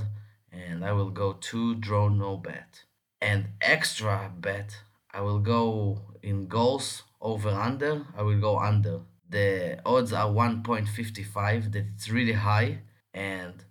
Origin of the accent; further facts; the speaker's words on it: Tel Aviv, Tel Aviv District, Israel; I'm from Tel Aviv.